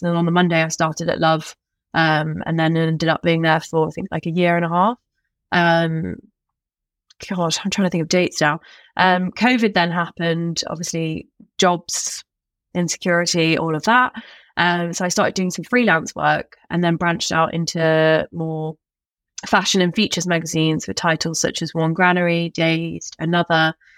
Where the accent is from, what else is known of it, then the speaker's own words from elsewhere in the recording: Staffordshire, West Midlands, United Kingdom; I went to school in the Shire